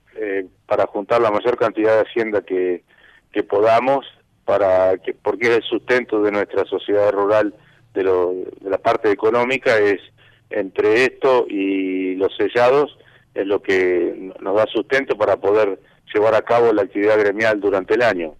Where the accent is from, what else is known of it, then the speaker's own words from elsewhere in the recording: Bonifacio, Buenos Aires Province, Argentina; soy de, Bonifacio de toda la vida